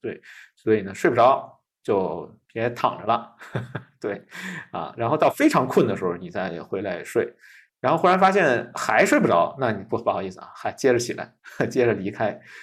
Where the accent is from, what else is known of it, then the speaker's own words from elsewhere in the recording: China; 我们中国人的习惯